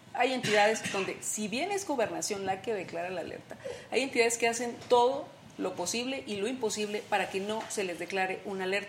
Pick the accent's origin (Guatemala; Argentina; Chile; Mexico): Mexico; Sonora; yo soy de Sonora, y marchábamos en Hermosillo